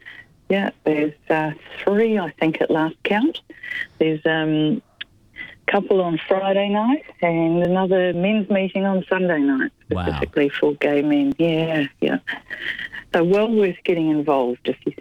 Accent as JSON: {"language": "English", "region": "Wellington", "country": "New Zealand", "moved": "yes", "lives_now": "Melbourne, Australia", "said": "I came from Wellington in New Zealand about 25 years ago"}